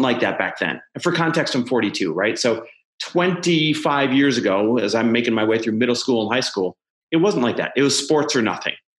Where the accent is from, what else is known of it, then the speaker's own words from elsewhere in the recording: Midwest, United States; moved away; I'm Midwest born and raised